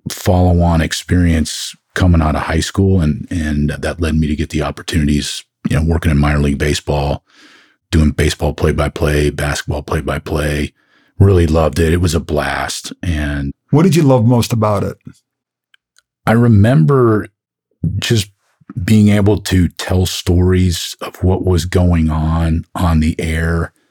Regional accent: Oakland, California, United States; also born or lived in Chicago; So, I tell people I grew up in Oakland, up in the Bay Area. That's where I went to junior high and high school when I was younger, my dad was in the Navy, so I bounced around a little bit. Born in Chicago

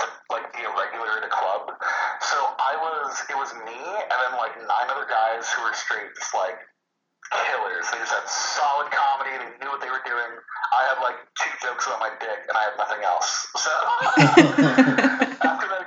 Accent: Torrance, California, United States; I'm in the South Bay, so I'm like Gardena, Torrance, Cobblewood. That's where I was born and raised

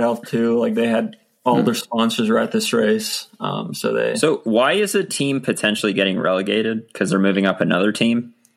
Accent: Virginia, United States; growing up in Virginia

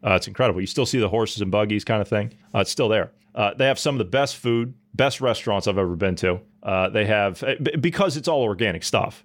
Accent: Ohio, United States; moved away; natively I come from Ohio, and Amish country is not too far from where I grew up

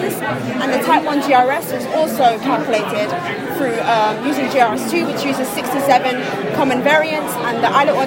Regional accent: London, United Kingdom; now in Bristol, United Kingdom; I'm from London

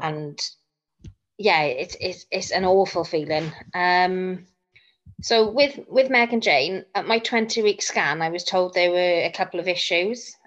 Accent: Bridgend, Wales, United Kingdom; I'm from South Wales in Bridgend.

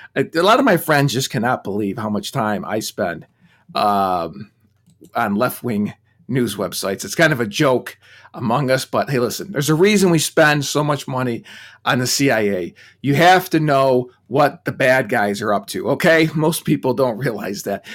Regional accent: United States; being American

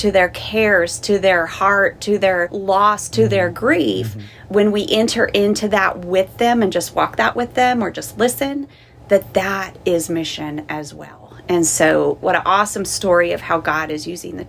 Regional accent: Southern California, United States; first language English; moved away as an adult; I grew up in Southern California

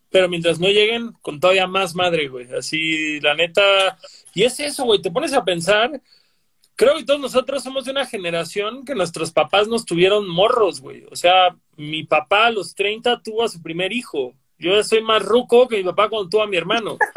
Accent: Yucatán, Mexico; Bueno, pero nosotros somos del sur de Yucatán, güey. Del sur de México, somos de Yucatán, güey.

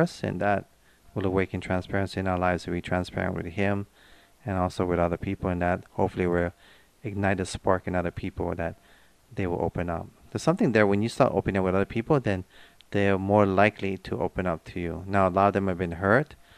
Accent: Hawaii, United States; being born and raised in Hawaii, I've learned to deal with different races

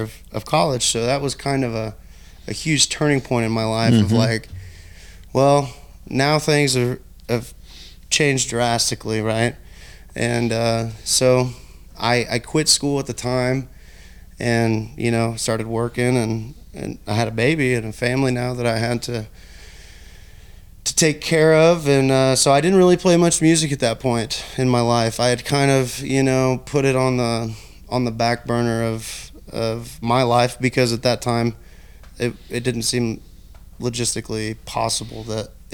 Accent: Osawatomie, Kansas, United States; also born or lived in Olathe, Kansas; I was born in Olathe and grew up in Osawatomie

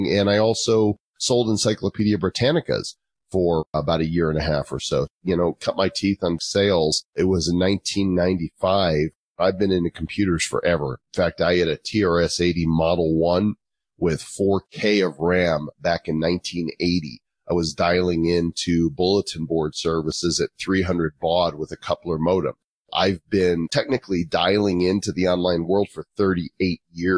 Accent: Northbrook, Illinois, United States; moved away as an adult; also born or lived in Texas / Oklahoma; now in Northern Colorado, United States; I'm actually from Chicago suburbs, Northbrook, Illinois, which is where The Breakfast Club and Ferris Bueller's Day Off, John Hughes, went to my high school

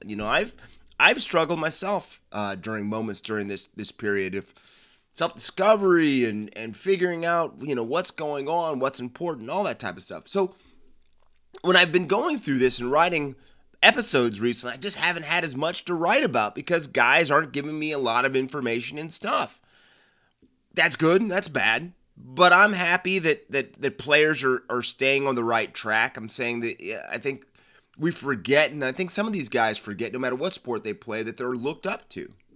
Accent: United States; over here in, in the States

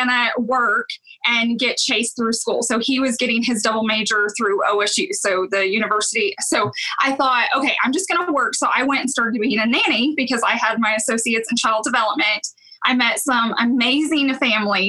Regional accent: Owasso, Oklahoma, United States; also born or lived in Claremore, Oklahoma / Tulsa, Oklahoma / Edmond, Oklahoma; fourth grade, we moved out to Owosso, and I've pretty much been here my whole life

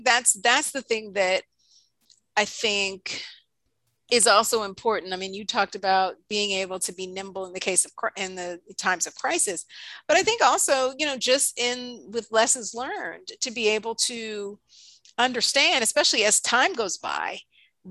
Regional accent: New York, United States; moved away; I grew up born and raised in New York.

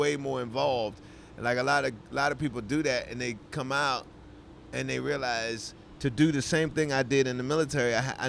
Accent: Washington, District of Columbia, United States; also born or lived in New York City / Charlotte, North Carolina; we moved to D.C. when I was 10

